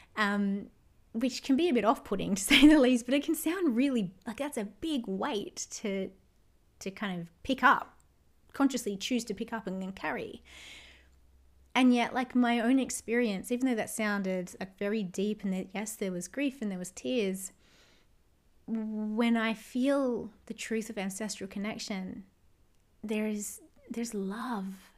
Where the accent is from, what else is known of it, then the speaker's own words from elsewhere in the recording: Australia; all of my ancestors left their homelands and their homes to come here to Australia